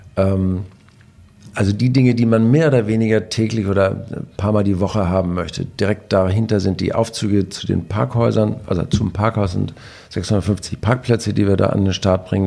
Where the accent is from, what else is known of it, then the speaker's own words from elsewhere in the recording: Husum, Schleswig-Holstein, Germany; als Husumer